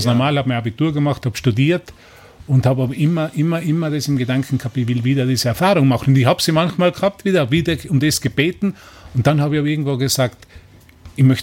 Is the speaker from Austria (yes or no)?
yes; Neustift im Stubaital, Tyrol, Austria; und ich bin aufgewachsen in Tirol, habe dort gelebt, in einem Fremdenverkehrsort, Neustift im Stubaital und habe als Kind schon angefangen, einfach Leute zu beobachten.